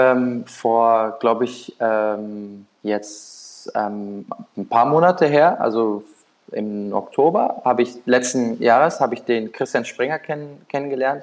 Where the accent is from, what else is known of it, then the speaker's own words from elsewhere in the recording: Düsseldorf, North Rhine-Westphalia, Germany; moved away as an adult; now in Naples, Italy; Ich bin in, in Düsseldorf da groß geworden